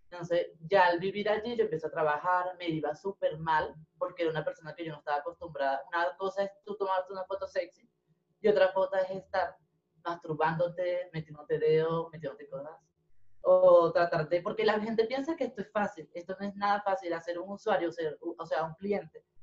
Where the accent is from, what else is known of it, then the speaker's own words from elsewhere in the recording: Venezuela; now in Bogotá, Colombia; yo no vine de Venezuela a Bogotá a trabajar